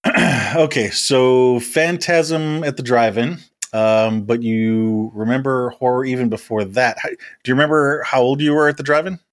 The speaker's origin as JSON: {"language": "English", "town": "Chicago", "region": "Illinois", "country": "United States", "tie": "born or raised there", "said": "growing up in Chicago"}